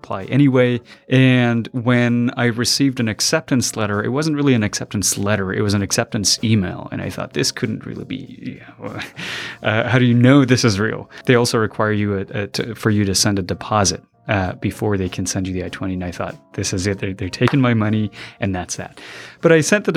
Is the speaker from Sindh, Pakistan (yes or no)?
no; Quetta, Balochistan, Pakistan; moved away as an adult; also born or lived in Afghanistan; now in United States; I was about 6 when my family left Afghanistan because of the oncoming Taliban taking over the country. A lot of people were displaced, and we moved over to to Pakistan, over the border. And I lived in the city of Quetta. And I lived there until about when I was 19